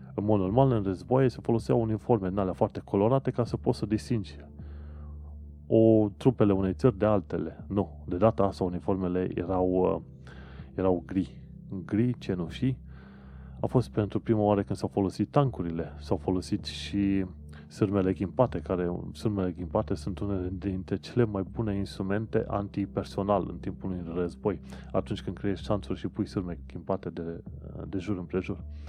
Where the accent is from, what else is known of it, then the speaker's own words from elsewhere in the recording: Sfântu Gheorghe, Covasna County, Romania; moved away as an adult; also born or lived in Brașov, Romania; now in London, United Kingdom; Eu mă numesc brașovean, de exemplu, dar de felul meu vin din Sfântul Gheorghe.